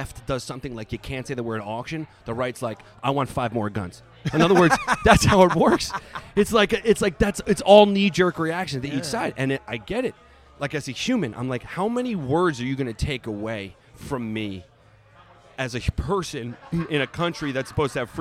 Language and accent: English; Long Island, New York, United States; I grew up on Long Island, not too far from Queens